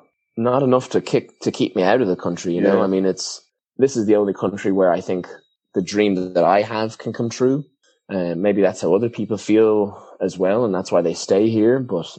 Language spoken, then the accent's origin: English; Ireland; now in United States; the whole time growing up in Ireland, I was thinking, I can't wait to use my blue American passport to get the hell out of here.